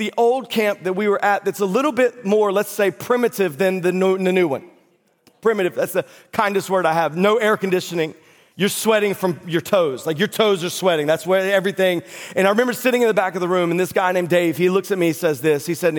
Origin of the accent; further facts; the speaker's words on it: North Carolina, United States; moved away; I grew up in North Carolina.